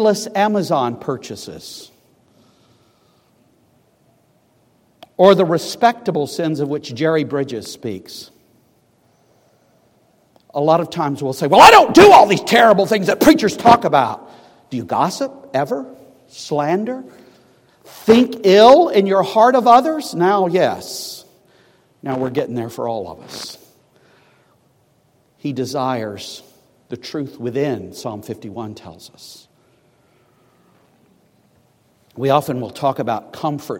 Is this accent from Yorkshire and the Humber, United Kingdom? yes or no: no; Scotland, United Kingdom; I'm a Scotsman